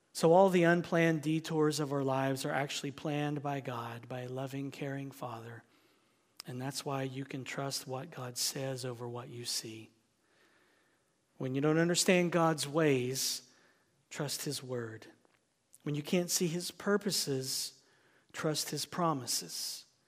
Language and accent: English; United States; as an American